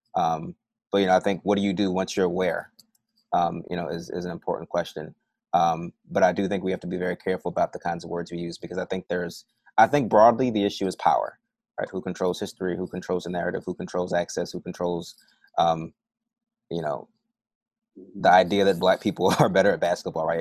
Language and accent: English; Philadelphia, Pennsylvania, United States; moved away as an adult; also born or lived in New Orleans, Louisiana / Michigan; I grew up in Philly mostly